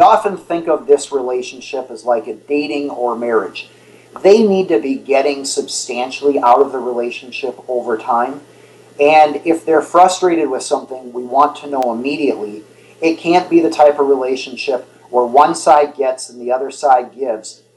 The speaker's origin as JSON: {"language": "English", "area": "Twin Cities area", "region": "Minnesota", "country": "United States", "tie": "born or raised there", "said": "I grew up in the Twin Cities area."}